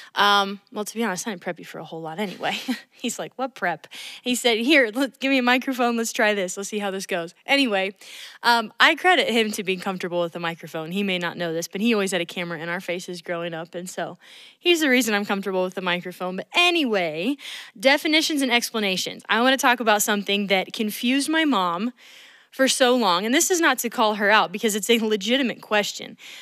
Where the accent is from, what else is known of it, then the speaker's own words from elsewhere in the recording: Atlanta, Georgia, United States; growing up in Atlanta